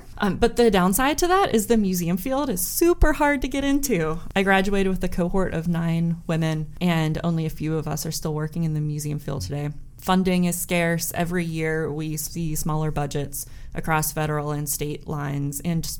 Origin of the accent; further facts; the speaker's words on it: Pittsburgh, Pennsylvania, United States; moved away as an adult; also born or lived in Brentwood, Pennsylvania / Mount Lebanon, Pennsylvania / Greensboro, North Carolina; now in Warren, United States; I'm actually originally from Pittsburgh. I'm not from Warren. I was born in Brentwood, PA. And then when I was 9, we moved to Mount Lebanon. So I graduated from Mount Lebanon High School. It's in the South Hills of Pittsburgh.